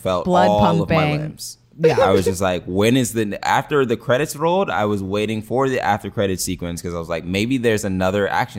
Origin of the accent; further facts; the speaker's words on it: California, United States; because he's speaking in Spanish and I'm from California. I should know Spanish.